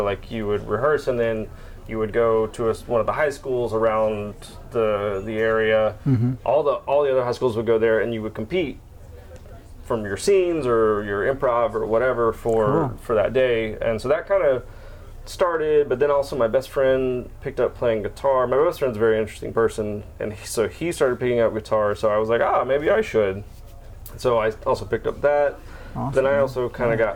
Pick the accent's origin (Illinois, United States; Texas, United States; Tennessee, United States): Tennessee, United States; moved away as an adult; now in Florida, United States; I was born here, but I grew up in Tennessee.